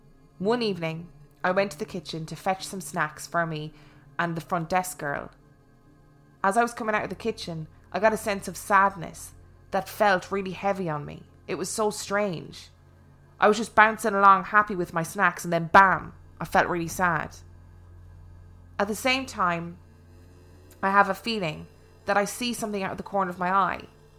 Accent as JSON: {"language": "English", "town": "Ashland", "region": "Kentucky", "country": "United States", "said": "I'm from Ashland, Kentucky, and at one time worked in a 10-story hotel."}